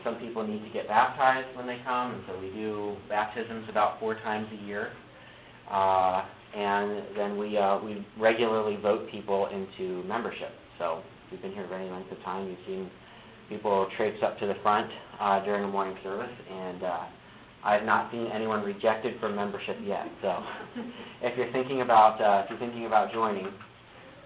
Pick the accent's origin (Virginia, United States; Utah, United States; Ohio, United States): Ohio, United States; moved away as an adult; now in Michigan, United States; So I actually moved here to Michigan. I'm from Ohio.